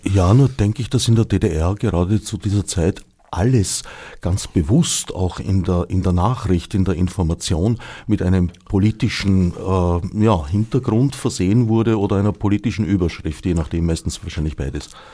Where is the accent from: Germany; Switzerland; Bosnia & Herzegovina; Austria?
Austria; Vienna; das war am Stadtrand, wo ich aufgewachsen bin